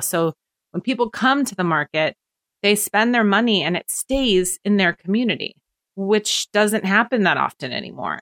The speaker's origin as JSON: {"language": "English", "town": "Portland", "region": "Oregon", "country": "United States", "tie": "born or raised there", "moved": "as an adult", "lives_now": "Apex, United States", "said": "I'm from Portland originally, and, and my husband's from Washington State. So he had already moved. I had never moved in my entire life, lived within twenty mile radius"}